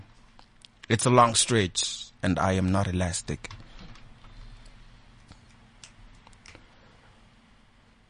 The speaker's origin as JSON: {"language": "English", "town": "Malamulele", "region": "Limpopo", "country": "South Africa", "moved": "yes", "said": "I'm originally from Limpopo in a small town called Malamlele"}